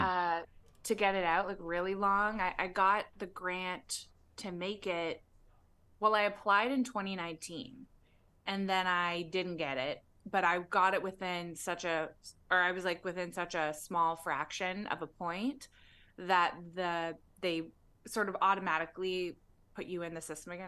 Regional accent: Toronto, Ontario, Canada; now in Los Angeles, United States; I was born in Toronto

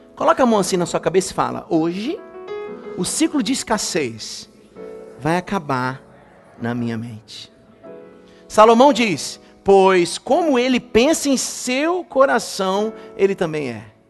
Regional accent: Brazil; Nós que nascemos no Brasil, a gente cresceu com isso

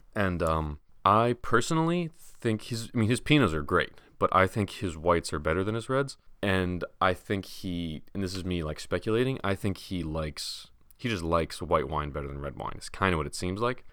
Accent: United States; as an American

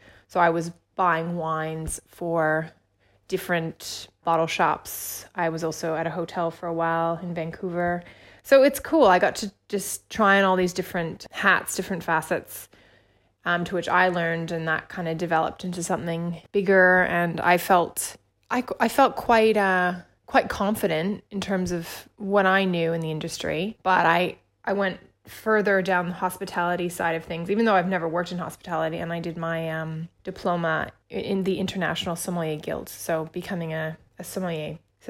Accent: Indonesia; also born or lived in Australia; I spent a lot of time growing up in Australia because I was born and raised in Indonesia.

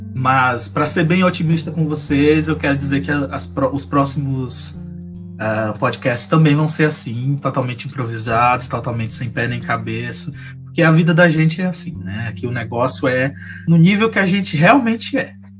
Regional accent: Maranhão, Brazil; now in Santa Catarina, Brazil; eu sou maranhense, mas eu moro em Santa Catarina, né? Tô morrendo de saudade do meu estado

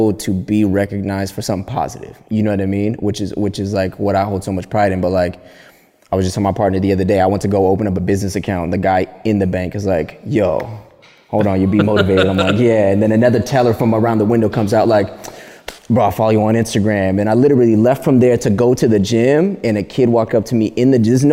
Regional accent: Palmdale, California, United States; moved away as an adult; also born or lived in Burbank, California; now in Los Angeles, United States; I grew up east side of Palmdale. East side of Palmdale, California. I was born in Burbank

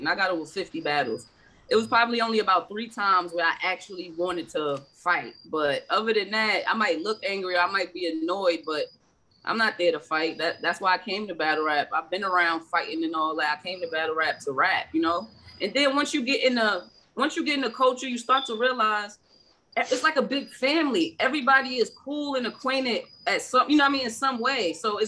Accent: New York City, New York, United States; I'm from Southside Jamaica, Queens

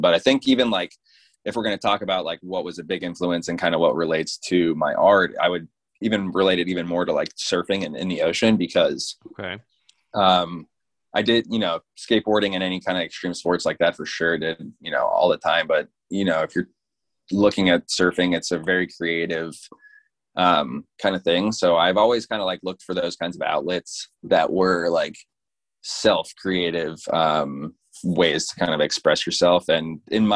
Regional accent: Fort Lauderdale, Florida, United States; now in St. Augustine, United States; I'm living in St. Augustine, Florida now, but yeah, I grew up in Fort Lauderdale.

